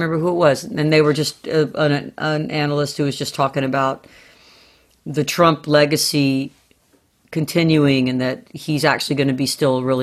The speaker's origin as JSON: {"language": "English", "region": "the South", "country": "United States", "tie": "born or raised there", "said": "I grew up in the South and my mom did, my grandparents did"}